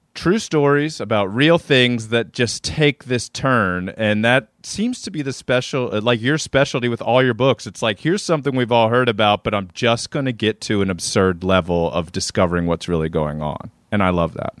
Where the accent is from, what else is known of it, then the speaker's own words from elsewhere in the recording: Maryland, United States; hoity-toity kid from Maryland